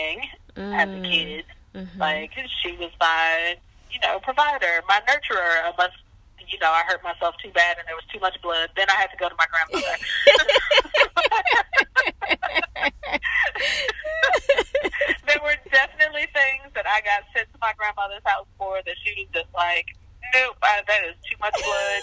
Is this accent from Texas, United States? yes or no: no; St. Louis, Missouri, United States; moved away as an adult; also born or lived in Caribbean; now in Mississippi, United States; I grew up in St. Louis, in St. Louis City, for like my entire life.